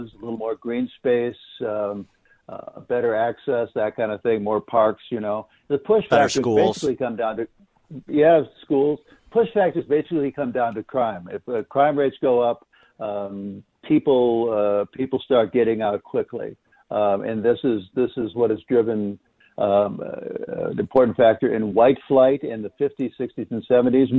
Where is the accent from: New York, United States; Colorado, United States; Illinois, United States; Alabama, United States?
Illinois, United States; Chicago; I'm a Chicago native, too